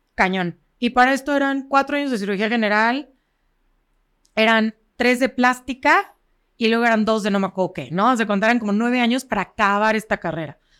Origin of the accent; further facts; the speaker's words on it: Cuernavaca, Morelos, Mexico; soy de aquí de Cuernavaca, toda mi vida he estado en Cuernavaca, he estudiado en todas las escuelas de Cuernavaca